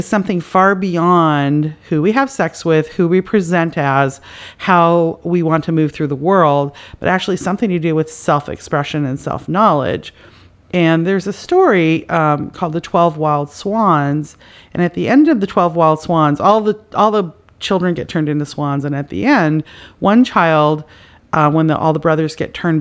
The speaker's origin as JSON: {"language": "English", "country": "Canada", "moved": "yes", "lives_now": "United States", "said": "I'm from Canada"}